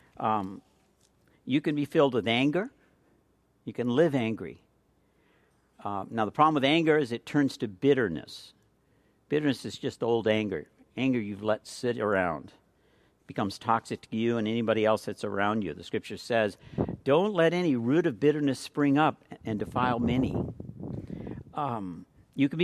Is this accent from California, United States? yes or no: yes; California, United States; I'm from California